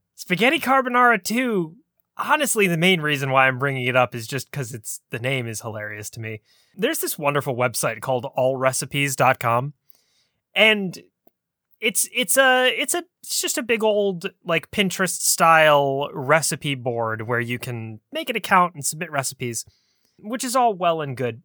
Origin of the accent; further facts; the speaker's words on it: United States; we in the States